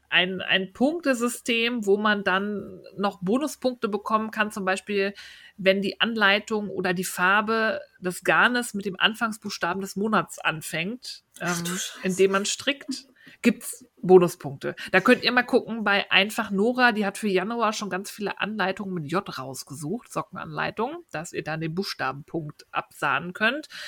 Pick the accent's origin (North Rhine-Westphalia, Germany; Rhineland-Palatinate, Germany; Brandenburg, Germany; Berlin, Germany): Berlin, Germany; als Berliner hat man es da leicht, ja.